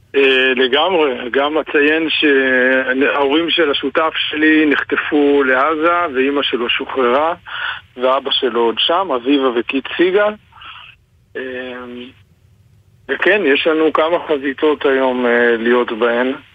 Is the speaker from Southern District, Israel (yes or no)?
yes; Kfar Aza, Southern District, Israel; אני מקיבוץ כפר עזה